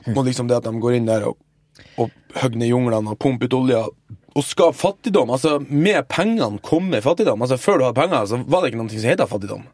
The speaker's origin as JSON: {"language": "Norwegian", "region": "Northern Norway", "country": "Norway", "also_born_or_lived": "Nigeria", "moved": "yes", "said": "Jeg har vært hjemme i Nord-Norge og hjulpet morsan"}